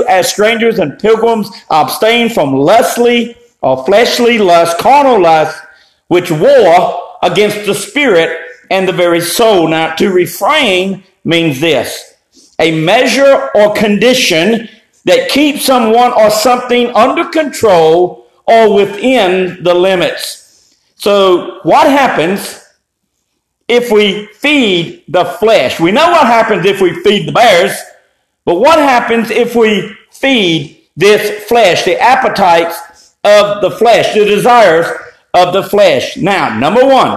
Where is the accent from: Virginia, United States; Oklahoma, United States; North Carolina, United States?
North Carolina, United States; Eastern; I grew up in Eastern North Carolina